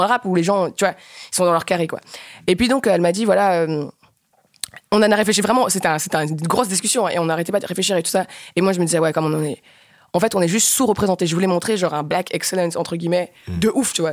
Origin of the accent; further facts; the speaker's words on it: Rwanda; now in Belgium; j'ai grandi en Afrique. Notre culture, la culture en tout cas du Rwanda où j'ai fait mon adolescence